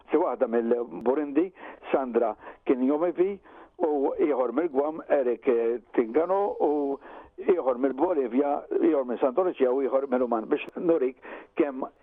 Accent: Malta; Jien minn Malta

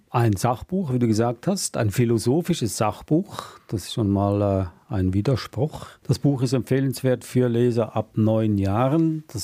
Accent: Switzerland; weil ich darf das sagen als Schweizer

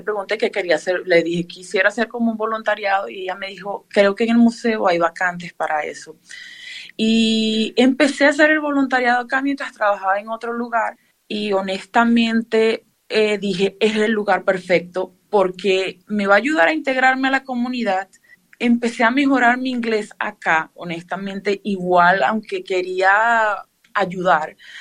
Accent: Venezuela; now in Perth, Australia; yo soy de Venezuela

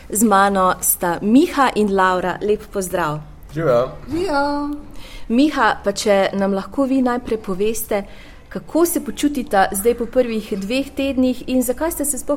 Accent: Slovenia; ker pravijo, da smo Slovenci zelo patriotski, da pogrešamo domovino, da je zelo težko, ko smo na tujem.

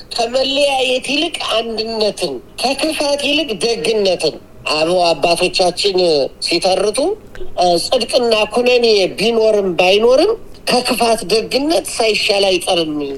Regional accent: Ethiopia; እኛ ደግሞ ኢትዮጵያውያን

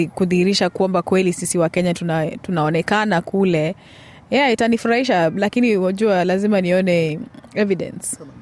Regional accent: Kenya; now in Australia; nimetoka kenya

